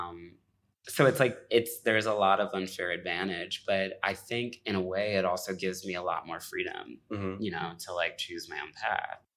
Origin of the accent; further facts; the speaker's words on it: Midwest, United States; moved away as an adult; also born or lived in Indianapolis, Indiana / New York; I grew up between like Gary and Chicago